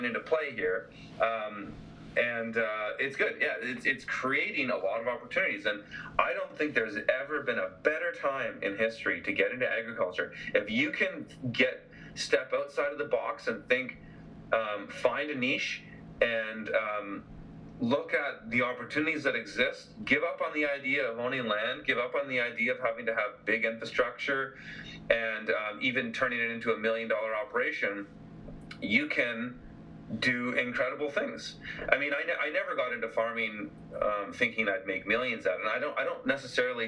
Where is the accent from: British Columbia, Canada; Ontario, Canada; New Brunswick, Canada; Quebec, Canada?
British Columbia, Canada; BC; my hometown here